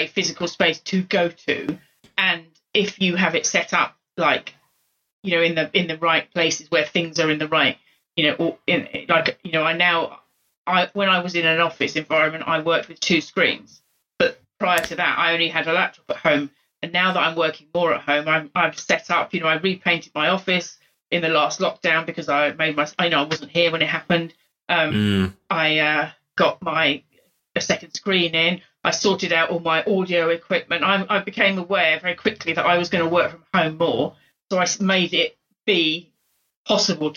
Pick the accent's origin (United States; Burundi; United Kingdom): United Kingdom; London; moved away as an adult; now in Wales, United Kingdom; I originally come from South London